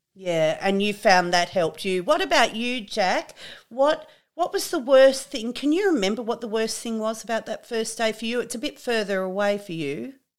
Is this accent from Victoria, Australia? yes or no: no; Trangie, New South Wales, Australia; I'm from Trangie